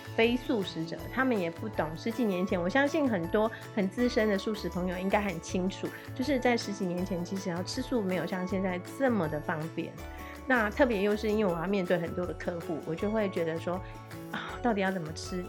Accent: Taiwan; now in Taipei, Taiwan; 我是一个不吃青菜的小孩，特别是来台北之后，你知道在乡下长大的孩子

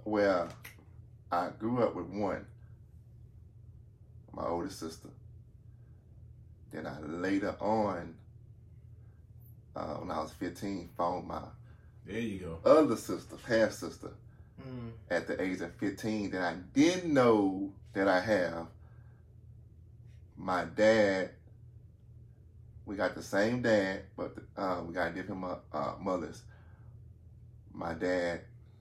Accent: Houston, Texas, United States; Born and raised Houston, Texas.

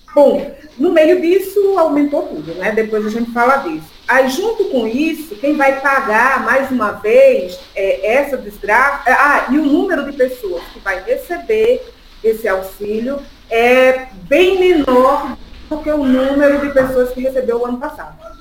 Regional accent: Sergipe, Brazil; accent: nordestina; also born or lived in Sertão de Pernambuco; now in São Paulo, Brazil; sou nordestina, todo mundo já pode conhecer pelo sotaque. Nasci no sertão de Pernambuco, me criei em Sergipe e agora estou aqui morando em São Paulo

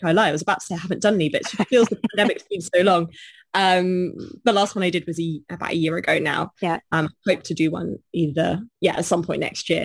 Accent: Bournemouth, South West England, United Kingdom; I was born in Bournemouth

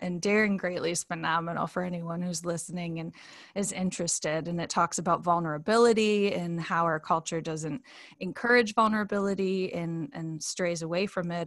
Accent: Grand Rapids, Michigan, United States; moved away as an adult; now in Fairview, United States; my hometown is Grand Rapids, Michigan, and now I live in Asheville, well Fairview, but Asheville, North Carolina

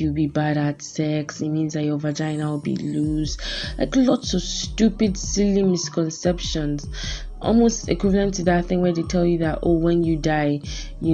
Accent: Nigeria; Being a Nigerian woman

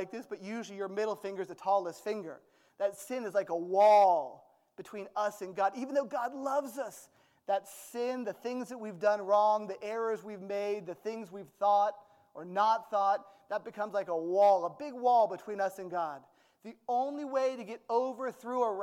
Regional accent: United States; I'm American

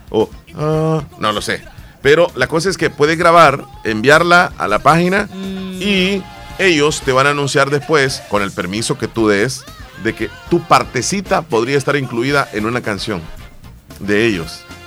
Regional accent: El Salvador; nuestro país, El Salvador

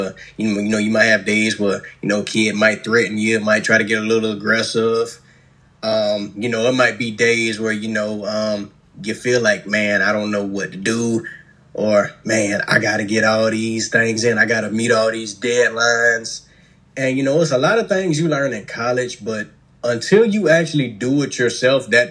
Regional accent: Columbia, South Carolina, United States; Born and raised in Columbia, South Carolina.

